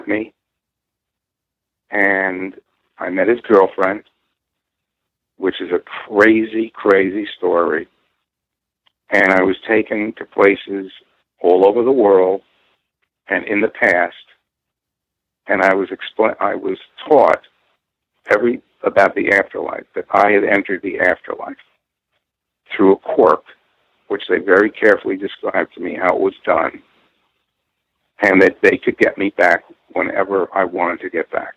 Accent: Purchase, New York, United States; where I grew up in Purchase, New York.

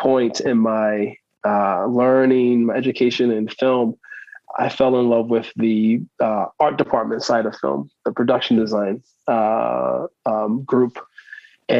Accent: Baltimore, Maryland, United States; also born or lived in California / New Orleans; But I'm local, born and raised in Baltimore, spent some time out in California

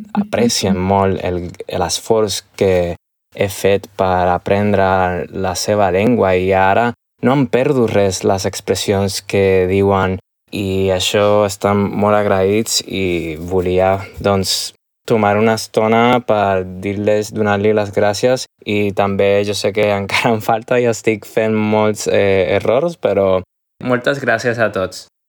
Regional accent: Puerto Rico; Catalan is a second language; moved away as an adult; now in Barcelona, Spain; sóc de Puerto Rico

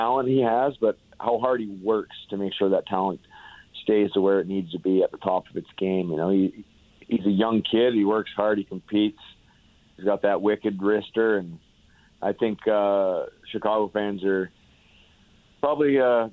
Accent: Belleville, Ontario, Canada; my hometown of Belleville

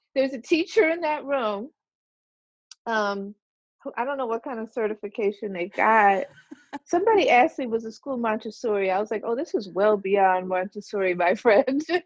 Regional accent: Orange, New Jersey, United States; also born or lived in Plainfield, New Jersey; I was born in Orange, New Jersey, so I haven't gone that far. Although we did live in Plainfield when I was really little

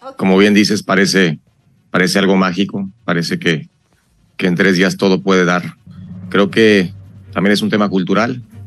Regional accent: Mexico; somos mexicanos

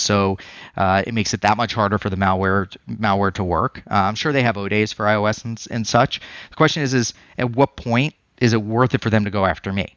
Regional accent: Colorado, United States; now in Phoenix, United States; I'm from Colorado before this

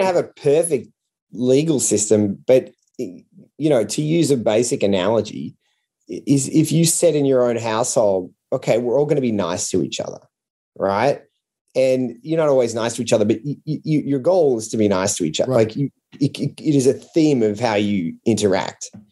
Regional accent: Australia; as an Australian as a non-American

